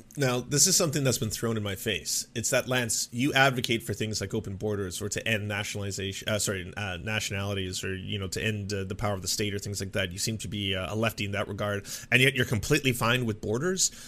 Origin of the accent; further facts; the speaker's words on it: Canada; I grew up in the Canadian, uh, public education system